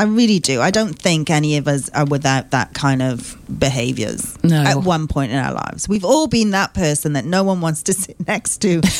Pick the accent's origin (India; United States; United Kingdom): United Kingdom; now in Australia; because we are British